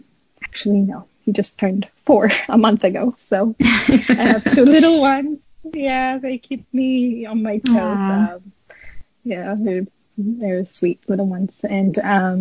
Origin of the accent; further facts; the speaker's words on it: Addis Ababa, Ethiopia; I was born in Addis in Ethiopia, and I grew up there